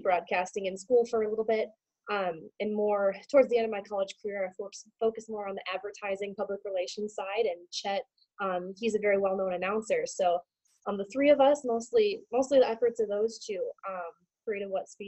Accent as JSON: {"language": "English", "town": "Minneapolis", "region": "Minnesota", "country": "United States", "tie": "born or raised there", "moved": "as an adult", "lives_now": "Indianapolis, United States", "said": "Born and raised in Minneapolis, the Great White North"}